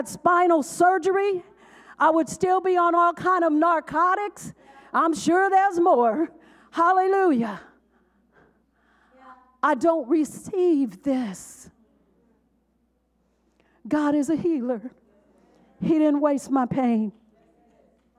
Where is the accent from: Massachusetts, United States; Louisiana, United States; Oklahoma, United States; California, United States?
California, United States; Oakland; I was a girl from West Oakland